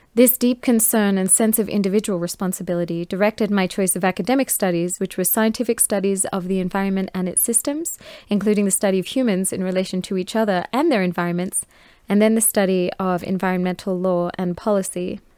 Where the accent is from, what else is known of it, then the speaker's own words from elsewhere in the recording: Australia; I was born in Australia